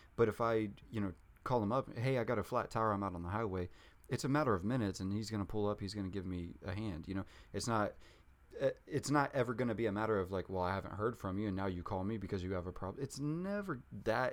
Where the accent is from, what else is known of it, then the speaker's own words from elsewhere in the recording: Junction City, Kansas, United States; I grew up in Junction City, Kansas. It's like thirty thousand people.